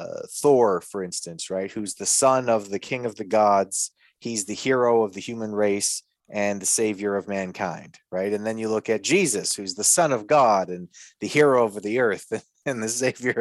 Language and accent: English; Canada; I'm from Canada.